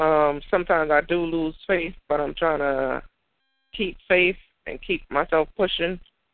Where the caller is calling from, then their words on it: New Haven, Connecticut, United States; New Haven, Connecticut.